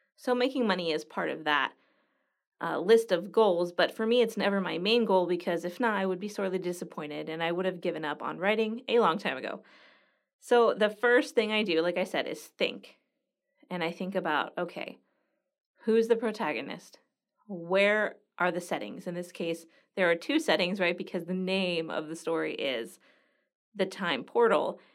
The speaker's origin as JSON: {"language": "English", "town": "Los Angeles", "region": "California", "country": "United States", "tie": "born or raised there", "also_born_or_lived": "Greece", "moved": "as an adult", "lives_now": "Greensburg, United States", "said": "I'm from Los Angeles"}